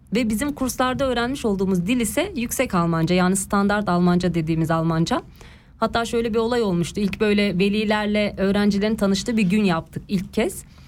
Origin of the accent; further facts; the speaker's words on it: Ankara, Turkey; moved away as an adult; now in Switzerland; ben e, doğma büyüme Ankaralıyım.